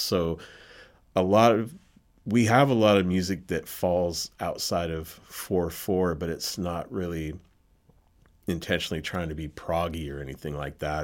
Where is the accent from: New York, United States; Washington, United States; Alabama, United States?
Washington, United States; Seattle; I was born and raised in Seattle. Grew up in the Seattle area